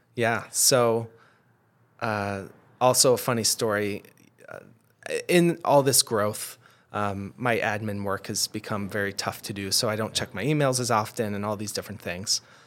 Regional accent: Adirondacks, New York, United States; I grew up in the Adirondacks

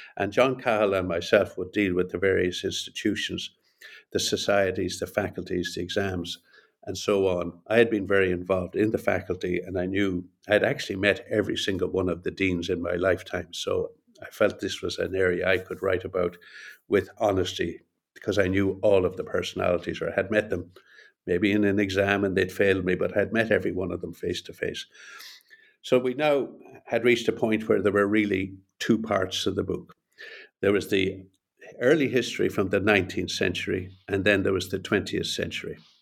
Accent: Ireland; also born or lived in Montreal, Canada / Boston, United States; I'm Irish and I live here in Dublin.

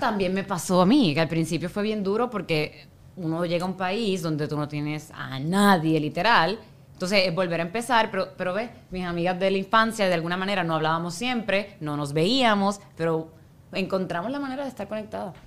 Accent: Puerto Rico; moved away; yo soy puertorriqueña

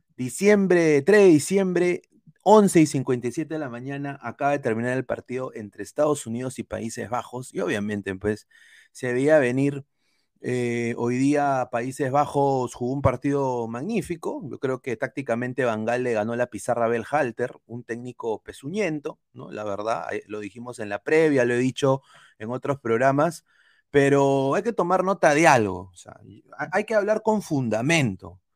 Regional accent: Peru; now in Florida, United States; Yo soy peruano, pero obviamente yo he vivido más de la mitad de mi vida en este país

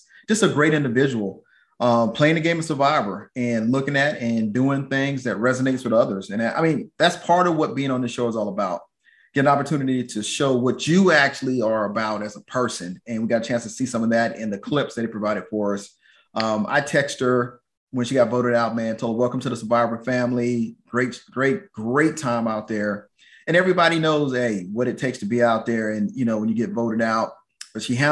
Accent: Atlanta, Georgia, United States; now in Texas, United States; I'm from Atlanta

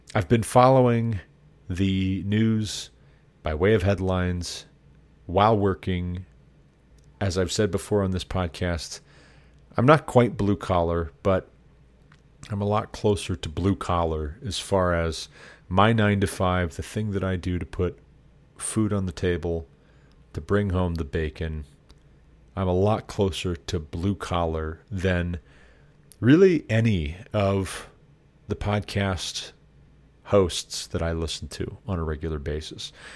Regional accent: Montana, United States; the state of Montana, my home state.

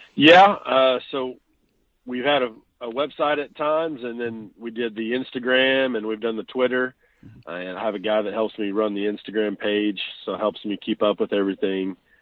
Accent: Chickasha, Oklahoma, United States; now in Washington, Oklahoma, United States; I'm originally from Chickasha, Oklahoma

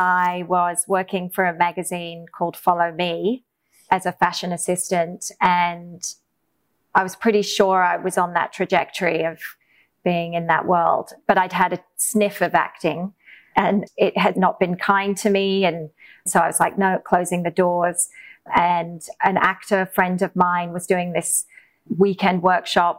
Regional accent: England, United Kingdom; moved away; also born or lived in Australia; growing up in England

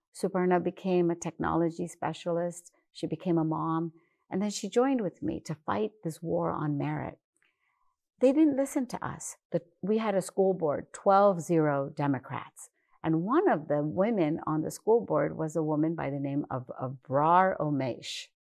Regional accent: West Virginia, United States; I grew up in West Virginia

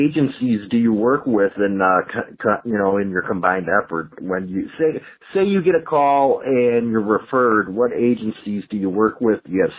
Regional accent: Chicago, Illinois, United States; I grew up in Chicago and stuff and was around Chicago

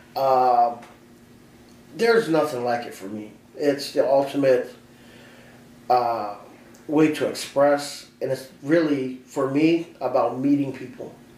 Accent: Aurora, Illinois, United States; I am from Aurora, Illinois. I was born and raised here

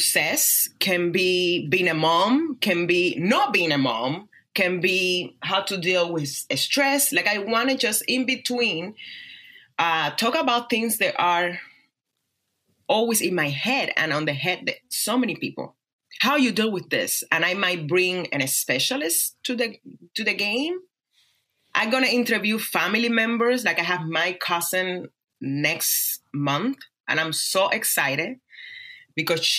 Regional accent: Cuba; English is a second language; now in Las Vegas, United States; my life growing up in Cuba, how I became a dancer, how I came to America

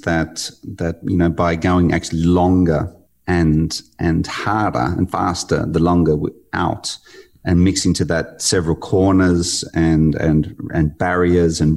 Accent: Australia; born or raised there

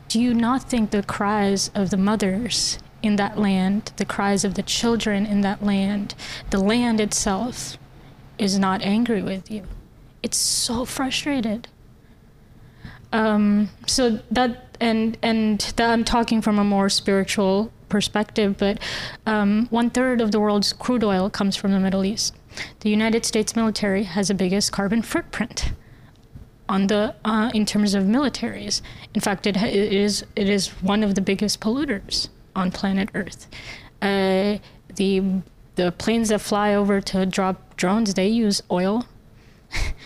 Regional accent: Pakistan; moved away; The house that I grew up in Pakistan, we didn't have a door, actually.

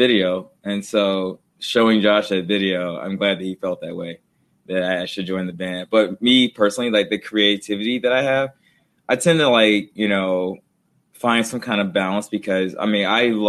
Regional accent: Arkansas, United States; I'm from Arkansas

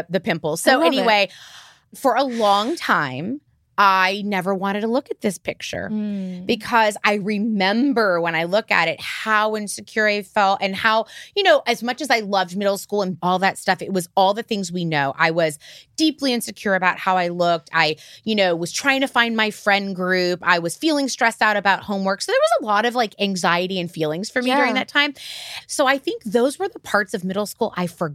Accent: Florida, United States; I grew up in Florida

